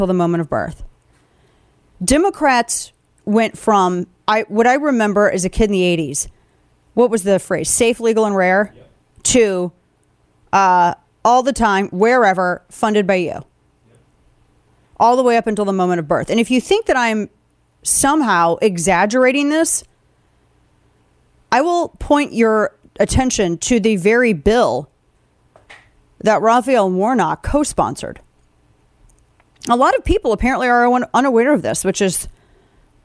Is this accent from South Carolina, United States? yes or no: no; the Show Me State, Missouri, United States; moved away; I'm from the Show Me State originally.